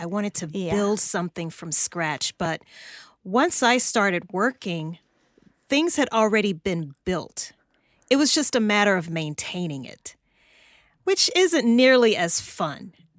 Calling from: Atlanta, Georgia, United States; I am in Atlanta, Georgia, in the U.S.

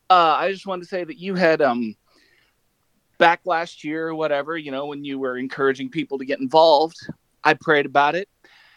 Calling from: Bluffton, Indiana, United States; I'm calling from Bluffton, Indiana.

